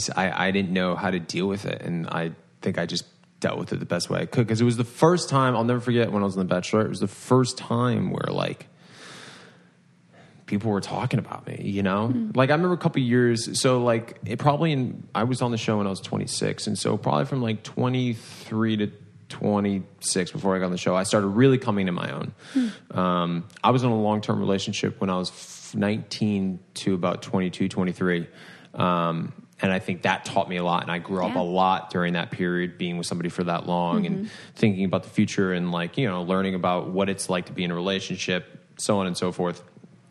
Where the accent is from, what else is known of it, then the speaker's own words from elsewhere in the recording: Rhode Island, United States; I'm from Rhode Island, born and raised.